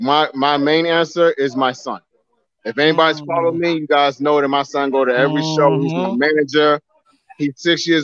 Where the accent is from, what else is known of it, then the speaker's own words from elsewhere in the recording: New York City, New York, United States; moved away as an adult; also born or lived in New Jersey; now in North Carolina, United States; I grew up in Brownsville